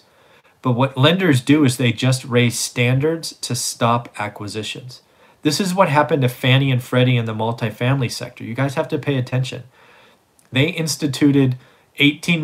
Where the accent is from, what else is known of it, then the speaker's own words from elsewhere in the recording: United States; as an American citizen